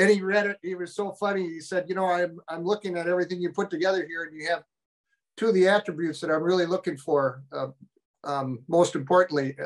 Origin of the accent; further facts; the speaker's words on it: St. Paul, Minnesota, United States; I grew up in St. Paul, Minnesota, just blocks from the Mississippi